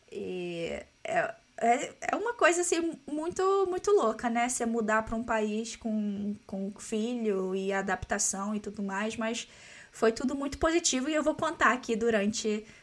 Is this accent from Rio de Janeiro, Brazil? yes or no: yes; Rio de Janeiro, Brazil; moved away as an adult; also born or lived in Portugal; now in London, United Kingdom; Eu sou do Rio de Janeiro, sou carioca.